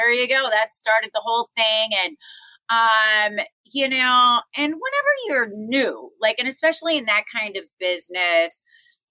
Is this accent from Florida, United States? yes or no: no; Wisconsin, United States; also born or lived in New York; now in Las Vegas, United States; I'm from Wisconsin